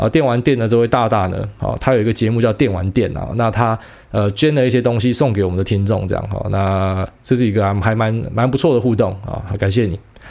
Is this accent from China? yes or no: no; Taiwan; 我们生下来我们就在台湾长大的，我们当然觉得他妈的我们就是台派啊，我们就台湾人啊。